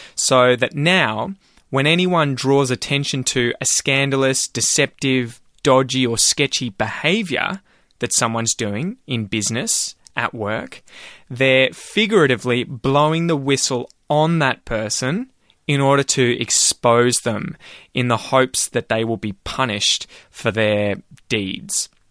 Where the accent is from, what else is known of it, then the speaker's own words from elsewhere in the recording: Ocean Grove, Victoria, Australia; also born or lived in North Melbourne; this house where I grew up back in Ocean Grove